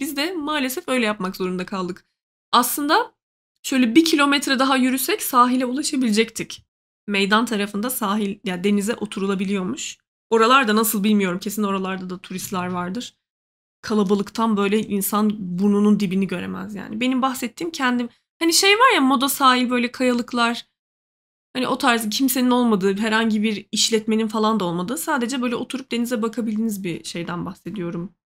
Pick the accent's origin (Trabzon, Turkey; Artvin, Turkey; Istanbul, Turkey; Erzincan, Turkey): Trabzon, Turkey; now in Ankara, Turkey